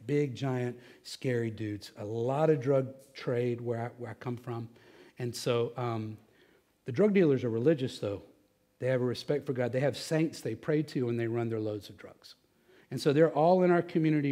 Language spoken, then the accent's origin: English; Texas, United States; I'm from Texas